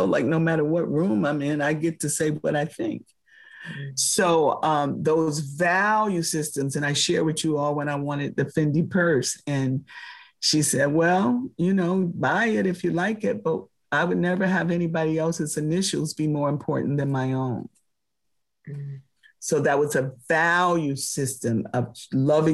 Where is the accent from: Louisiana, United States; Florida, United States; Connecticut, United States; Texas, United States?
Florida, United States; Palm Beach; I grew up in Palm Beach, Florida with some of the richest people in the world